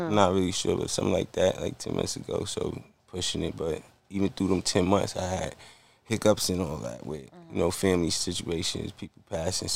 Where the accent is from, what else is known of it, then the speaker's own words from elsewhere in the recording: Roosevelt, New York, United States; I'm from Roosevelt, so Dr. J, the basketball player, Julius Irvin, he from my town